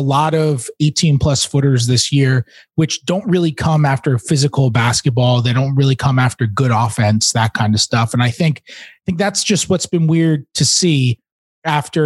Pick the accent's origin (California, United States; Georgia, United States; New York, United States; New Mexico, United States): New York, United States; I didn't even grow up a Knicks fan, but I am from New York